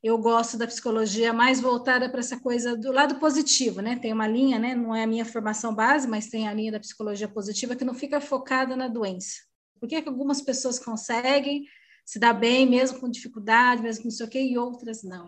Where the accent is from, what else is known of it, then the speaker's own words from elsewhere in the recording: Osasco, São Paulo, Brazil; now in Sorocaba, Brazil; estou atualmente morando em Sorocaba, interior de São Paulo, mas eu sou natural de Osasco